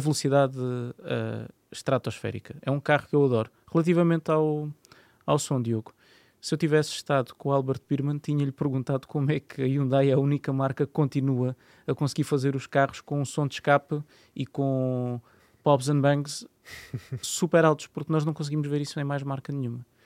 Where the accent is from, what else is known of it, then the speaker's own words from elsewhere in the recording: Landeira, Portugal; da Landeira, que é a aldeia onde, onde, eu, onde eu cresci